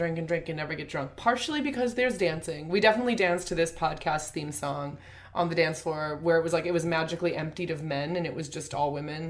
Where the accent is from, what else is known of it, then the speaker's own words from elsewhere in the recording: Iowa, United States; I grew up in Iowa, so I also went to lots of weddings very young.